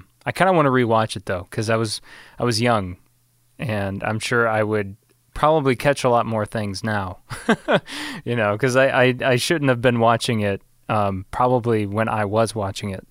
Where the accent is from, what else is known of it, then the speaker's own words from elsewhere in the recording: Illinois, United States; my hometown